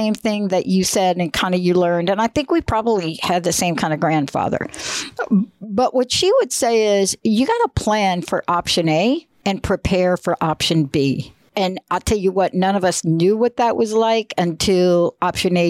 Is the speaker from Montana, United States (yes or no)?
no; New York City, New York, United States; moved away; I'm a girl from the Bronx, New York, and I did grow up in a projects